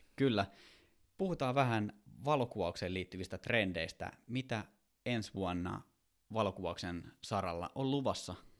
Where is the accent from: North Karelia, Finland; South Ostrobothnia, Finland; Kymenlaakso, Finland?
Kymenlaakso, Finland; Kouvola; moved away; mä oon Kouvolasta kotoisin